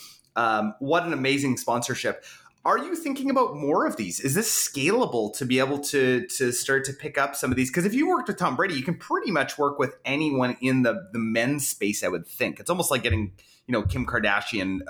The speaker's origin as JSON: {"language": "English", "country": "Canada", "said": "I'm a Canadian"}